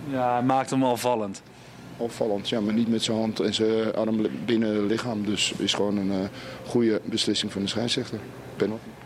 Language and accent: Dutch; Sweden; Ik kom uit Zweden.